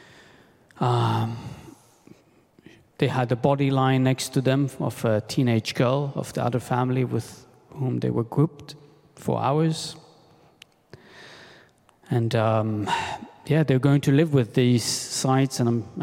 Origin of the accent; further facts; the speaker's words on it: Sderot, Southern District, Israel; moved away as an adult; now in New York, United States; I grew up in Sderot, lived there most of my life